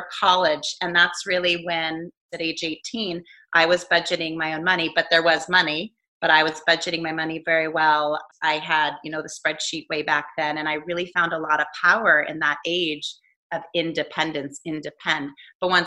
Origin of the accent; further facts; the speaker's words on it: Fair Oaks, California, United States; also born or lived in Europe; I grew up in Fair Oaks outside Sacramento